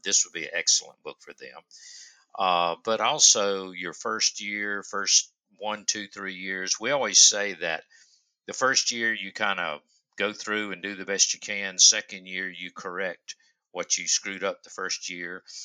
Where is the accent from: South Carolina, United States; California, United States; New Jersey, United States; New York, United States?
South Carolina, United States; Upstate; I am from the upstate of South Carolina. I'm sure you can't tell by my accent.